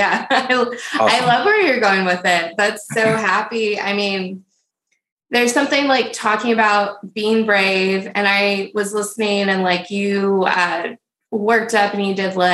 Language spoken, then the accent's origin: English; Texas, United States; I'm from Texas